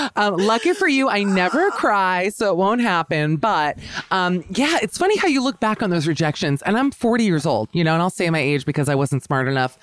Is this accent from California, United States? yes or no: no; Miami, Florida, United States; I'm from Miami, Florida.